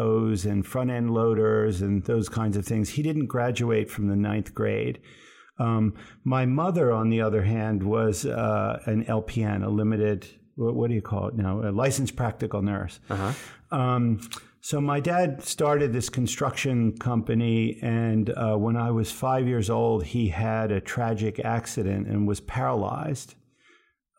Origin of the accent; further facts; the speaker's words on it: Absecon, New Jersey, United States; also born or lived in Cambridge, Massachusetts; now in Boston, United States; I was born in South Jersey in the Pine Barrens